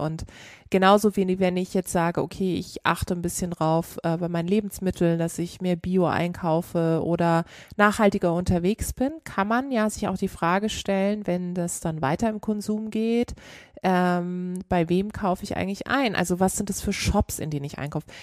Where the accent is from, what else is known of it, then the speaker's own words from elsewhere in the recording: Karlsruhe, Baden-Württemberg, Germany; ich komme aus Karlsruhe